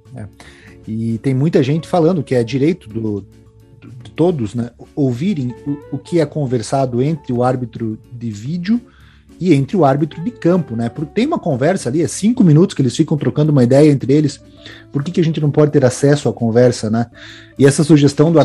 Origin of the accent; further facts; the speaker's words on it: Brazil; enquanto brasileiros